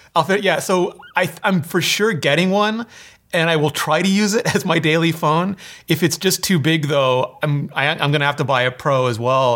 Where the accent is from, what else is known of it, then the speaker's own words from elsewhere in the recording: Canada; I'm Canadian